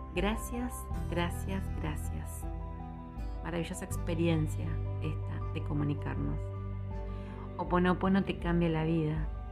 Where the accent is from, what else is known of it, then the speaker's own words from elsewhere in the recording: Argentina; en mi país, en Argentina